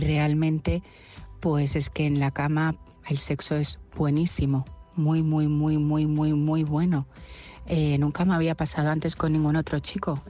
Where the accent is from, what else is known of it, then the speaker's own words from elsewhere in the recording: Albacete, Castilla-La Mancha, Spain; now in Madrid, Spain; soy de Albacete, pero ahora mismo vivo en Madrid